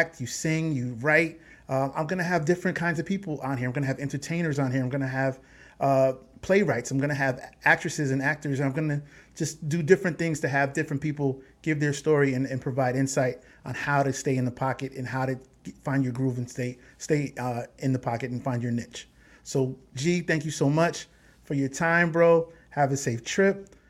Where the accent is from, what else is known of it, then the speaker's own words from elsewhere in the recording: Connecticut, United States; we're from Connecticut